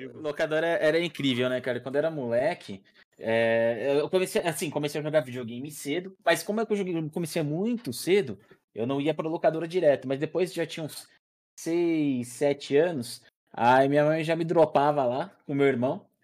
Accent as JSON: {"language": "Portuguese", "town": "Atibaia", "region": "São Paulo", "country": "Brazil", "tie": "born or raised there", "moved": "yes", "said": "Eu cresci em Atibaia"}